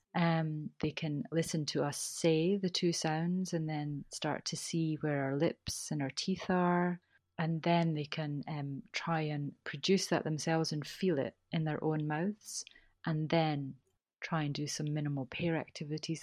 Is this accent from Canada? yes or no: no; Scotland, United Kingdom; accent: Scottish; I've got a Scottish accent